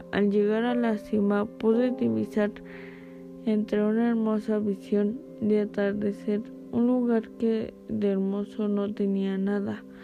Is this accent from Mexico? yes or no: yes; Jalpan de Serra, Querétaro, Mexico; Soy nativo de Jalpan de Serra. A mis 35 años trabajaba en el campo. Tenía que recorrer cerca de 10 kilómetros todos los días sobre la carretera que llevaba de Jalpan a Lana de Matamoros.